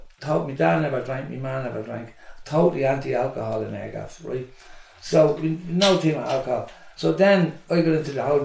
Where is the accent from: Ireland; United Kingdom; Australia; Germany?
Ireland; Dublin, Leinster; also born or lived in New York; we are from Dowsett Street